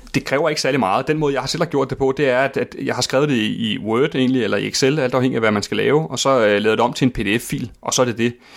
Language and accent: Danish; Køge, Zealand, Denmark; Køge og Herfølge og omegn, hvor jeg er vokset op.